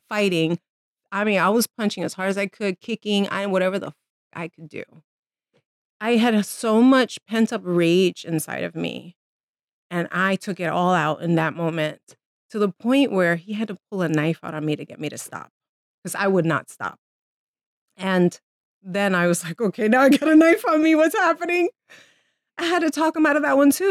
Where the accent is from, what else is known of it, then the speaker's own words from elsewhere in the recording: New York City, New York, United States; I was born and raised in the Bronx